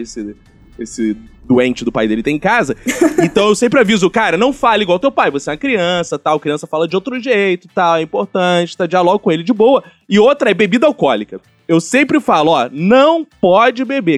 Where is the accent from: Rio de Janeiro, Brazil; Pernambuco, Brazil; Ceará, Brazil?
Rio de Janeiro, Brazil; Sou carioca